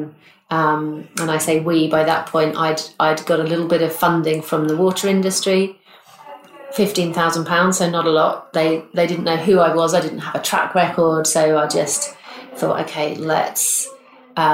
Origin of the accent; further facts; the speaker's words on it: Bristol, South West England, United Kingdom; here in my hometown of Bristol